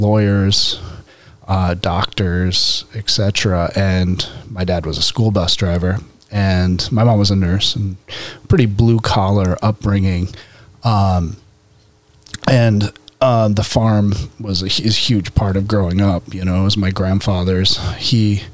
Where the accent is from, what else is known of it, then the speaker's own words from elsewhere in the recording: Delmar, New York, United States; moved away as an adult; now in Vermont, United States; I grew up in, Bethlehem, New York, Delmar specifically. Bethlehem's a town right south of Albany, New York.